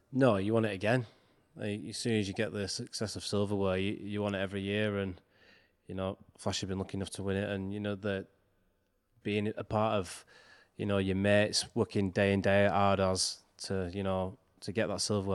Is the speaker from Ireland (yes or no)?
no; Wigan, North West England, United Kingdom; making the debut for my hometown